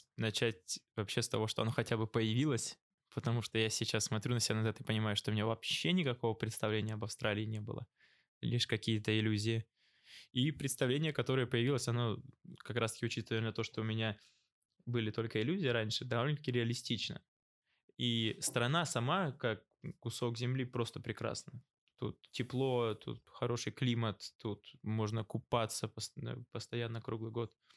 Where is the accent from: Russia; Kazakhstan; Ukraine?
Russia; Novosibirsk, Novosibirsk Oblast; now in Australia; я сам из Новосибирска